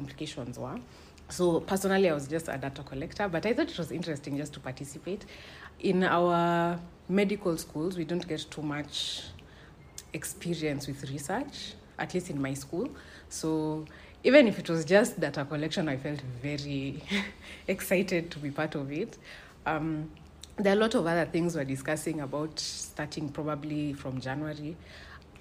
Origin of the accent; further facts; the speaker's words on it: Nairobi, Kenya; now in Kijabe, Kenya; I come from Nairobi